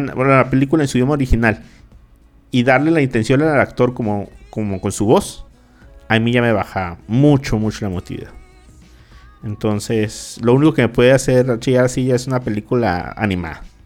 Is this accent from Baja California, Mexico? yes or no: yes; Mexicali, Baja California, Mexico; los que somos acá de Mexicali y de Baja California, de Caléxico